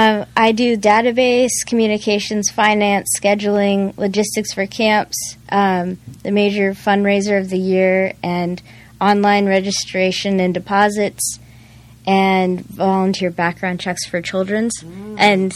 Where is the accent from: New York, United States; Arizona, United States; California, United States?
California, United States; El Cajon; So I grew up in East County, right where Grossmont, Fletcher Hills area.